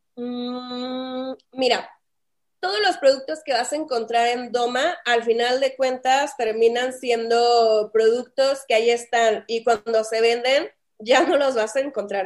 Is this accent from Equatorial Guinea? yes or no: no; Saltillo, Coahuila, Mexico; accent: northern Mexican; moved away as an adult; also born or lived in Monterrey / Playa del Carmen; now in Mexico City, Mexico; como escucharán en mi tomo, en mi tono, yo soy del norte de México, soy de Saltillo, Coahuila. Allá crecí, allá pues me hice.